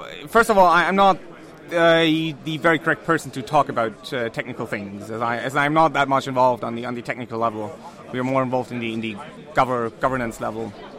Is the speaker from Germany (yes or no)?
yes; North Germany, Germany; I'm from Germany, from the lovely north of Germany.